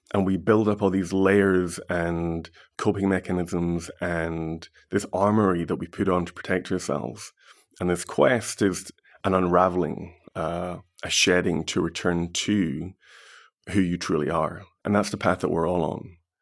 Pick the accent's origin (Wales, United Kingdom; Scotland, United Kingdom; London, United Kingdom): Scotland, United Kingdom; Glasgow; I was born and bred in Glasgow.